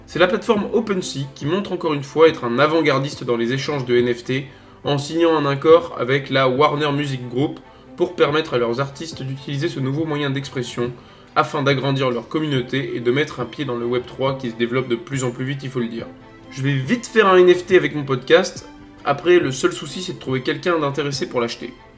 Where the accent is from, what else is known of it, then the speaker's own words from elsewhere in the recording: the North, Hauts-de-France, France; je suis du Nord